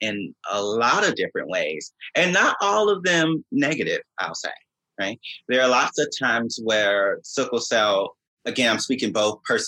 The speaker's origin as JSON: {"language": "English", "town": "Augusta", "region": "Georgia", "country": "United States", "tie": "born or raised there", "also_born_or_lived": "New York / San Francisco / Indianapolis / Allentown, Pennsylvania", "moved": "as an adult", "lives_now": "New Jersey, United States", "said": "I was born and raised in Augusta, Georgia"}